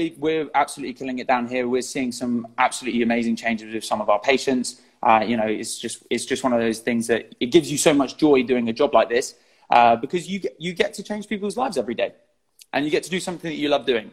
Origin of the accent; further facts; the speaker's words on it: Eastbourne, South East England, United Kingdom; I'm from Eastbourne